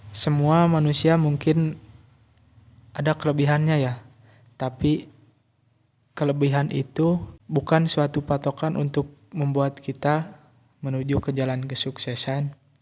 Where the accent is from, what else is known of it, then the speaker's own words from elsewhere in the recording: Tasikmalaya, West Java, Indonesia; also born or lived in Ciamis Regency; saya lahir di Kabupaten Tasikmalaya tanggal 13 September tahun 2001